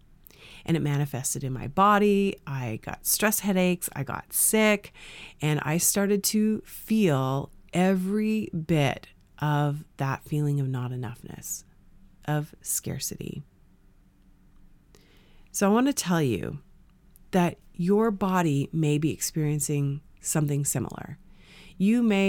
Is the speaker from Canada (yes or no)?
yes; Canada; growing up in Canada